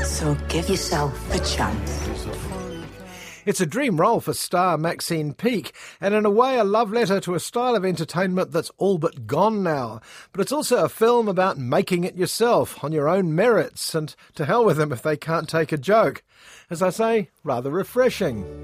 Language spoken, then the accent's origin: English; Rotherham, Yorkshire and the Humber, United Kingdom; But then again, I'm from Rotherham, so it's, um, it's nice to be anywhere.